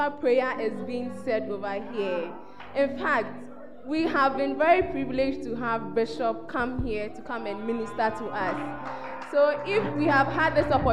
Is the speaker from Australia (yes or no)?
no; Ghana; I'm from the Bosco region.